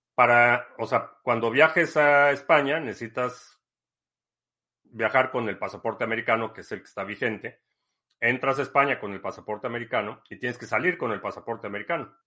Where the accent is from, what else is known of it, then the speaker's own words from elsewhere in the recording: Mexico; moved away as an adult; also born or lived in Mexico City / Spain; now in United States; yo siendo mexicano que está acá en Estados Unidos